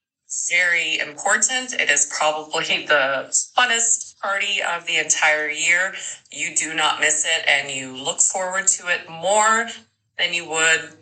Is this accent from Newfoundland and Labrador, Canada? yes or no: yes; Newfoundland and Labrador, Canada; now in Red Deer, Canada; I am from Red Deer, Alberta, Canada. However, I was born and raised in Newfoundland, Canada